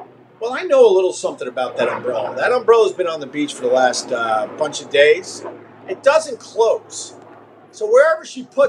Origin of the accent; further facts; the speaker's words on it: New York, United States; accent: Long Island; I would play back the tape and I would hear the words that just didn't sound like words because of my Long Island accent.